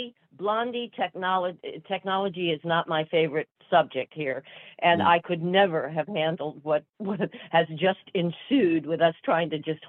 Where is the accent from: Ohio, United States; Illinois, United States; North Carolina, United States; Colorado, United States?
Colorado, United States; Boulder; also born or lived in New York City, New York; I grew up in Boulder, Colorado. I was born in New York City, but the family moved out to a hilltop outside of Boulder, Colorado, and went to school there